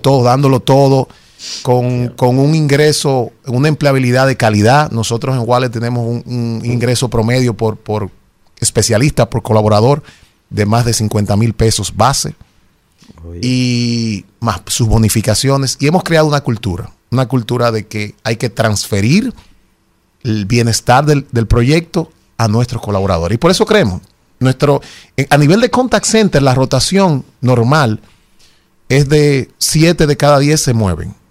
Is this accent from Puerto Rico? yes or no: no; Dominican Republic; somos dominicanos